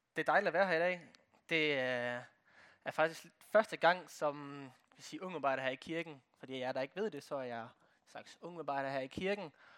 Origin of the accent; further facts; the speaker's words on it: Brande, Central Denmark Region, Denmark; jeg kommer fra Brande